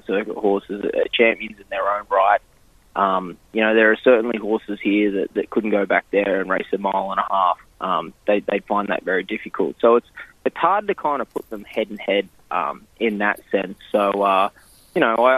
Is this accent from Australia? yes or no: yes; Queensland, Australia; moved away as an adult; also born or lived in Sydney, Australia; now in New Jersey, United States; I grew up in Queensland, and it was, you know, it was pretty much hot and hotter up there.